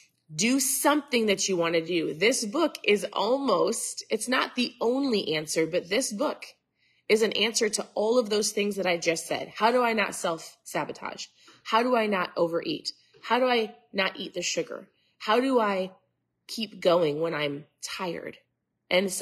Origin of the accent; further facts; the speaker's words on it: Minnesota, United States; I'm from Minnesota